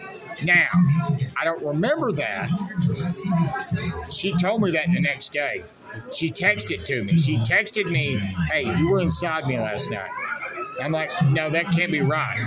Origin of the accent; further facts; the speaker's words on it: the South, United States; I'm white, and I'm from the South.